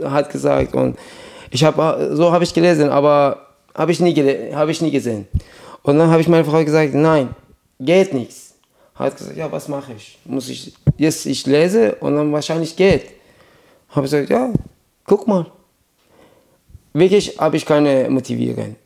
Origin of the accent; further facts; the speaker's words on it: Iran; German is a second language; moved away as an adult; also born or lived in Iraq; now in Germany; Meine Eltern sind nach Iran gegangen, als ich zwei Jahre alt war